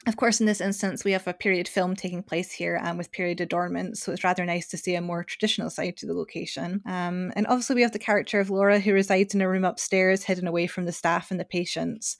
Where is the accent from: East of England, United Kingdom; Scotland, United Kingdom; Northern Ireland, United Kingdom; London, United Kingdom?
Scotland, United Kingdom; I'm Scottish